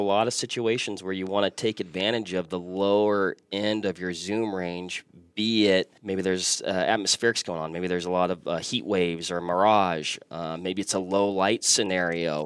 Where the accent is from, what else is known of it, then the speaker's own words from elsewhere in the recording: Washington, United States; moved away; born and raised Washington State. So I'm from the West Coast